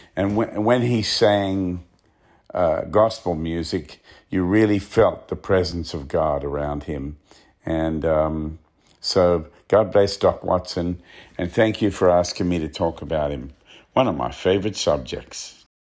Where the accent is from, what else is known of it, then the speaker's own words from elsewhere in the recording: Australia; Growing up in Australia, especially being out in the bush like where I came from